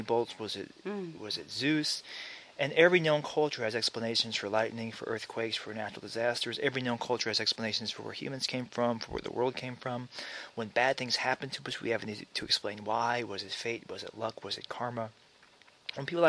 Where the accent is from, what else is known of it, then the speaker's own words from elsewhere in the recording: Alabama, United States; also born or lived in Maryland; now in California, United States; I grew up in Alabama. And I was born in Maryland. My parents moved to Alabama when I was a year old